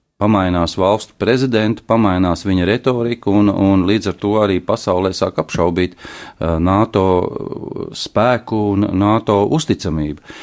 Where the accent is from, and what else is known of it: Ventspils, Kurzeme, Latvia; born or raised there